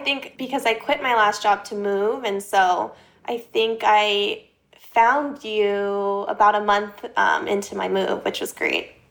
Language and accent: English; Los Angeles, California, United States; moved away as an adult; also born or lived in Orange County, California; now in New York City, United States; I grew up in L A area, went to school in Orange County